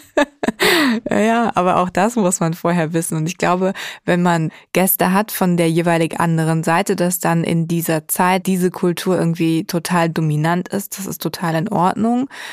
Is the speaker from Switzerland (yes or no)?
no; Germany; als Deutsche